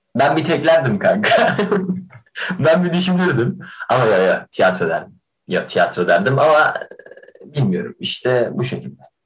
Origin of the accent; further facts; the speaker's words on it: Kahramanmaraş, Turkey; moved away; Memleketime dönecektim